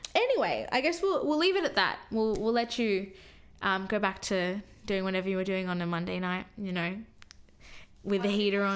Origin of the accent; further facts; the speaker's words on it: Sydney, New South Wales, Australia; I've lived here my whole life. I was born here.